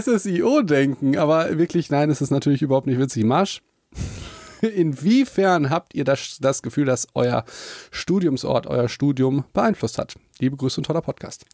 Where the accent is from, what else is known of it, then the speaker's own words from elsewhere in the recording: Hagen, North Rhine-Westphalia, Germany; also born or lived in Mannheim; ich bin sehr verbunden halt mit Hagen, mit meiner Heimatstadt